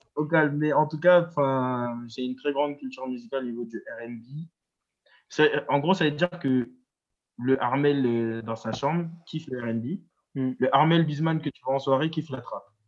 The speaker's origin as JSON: {"language": "French", "town": "Évry", "region": "Île-de-France", "country": "France", "tie": "born or raised there", "also_born_or_lived": "Strasbourg / Orléans / Tours", "lives_now": "Paris, France", "said": "Après, j'ai déménagé dans le 91, à Évry"}